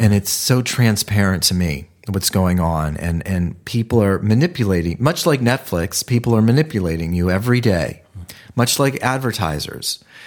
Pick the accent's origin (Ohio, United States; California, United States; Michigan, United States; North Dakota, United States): Ohio, United States; moved away as an adult; now in Los Angeles, United States; I'm from Ohio